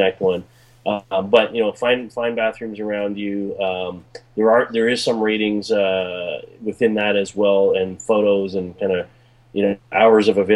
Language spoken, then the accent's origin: English; Toronto, Ontario, Canada